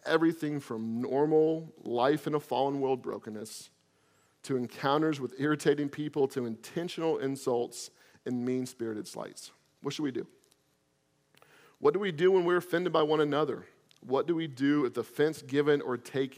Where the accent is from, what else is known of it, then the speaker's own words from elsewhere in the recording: Florida, United States; I'm from Florida